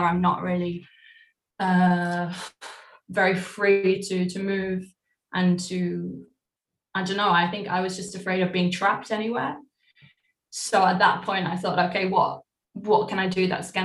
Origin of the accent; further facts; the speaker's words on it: Cheshire, North West England, United Kingdom; also born or lived in Cleethorpes / Dublin, Ireland; we settled in Cheshire. So I grew up from, like, the age of 3 or 4 until I was 18, 19. I was in a town in Cheshire